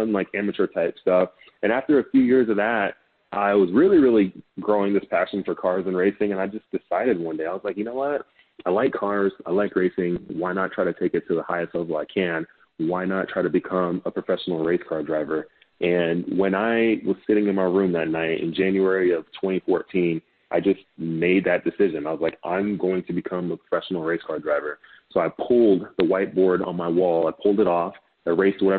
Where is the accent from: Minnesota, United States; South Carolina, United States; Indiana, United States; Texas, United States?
Texas, United States; Dallas; Growing up in Dallas